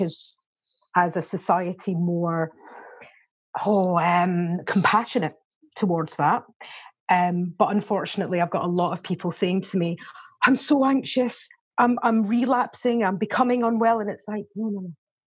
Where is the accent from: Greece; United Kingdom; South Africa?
United Kingdom; Scotland; now in Warwickshire, United Kingdom; I'm originally from Scotland. That's why I've got a strange accent. But I've lived here for 27 years